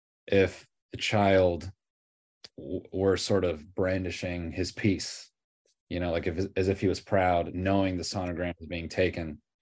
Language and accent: English; Toronto, Ontario, Canada; born there; So I was born in Toronto.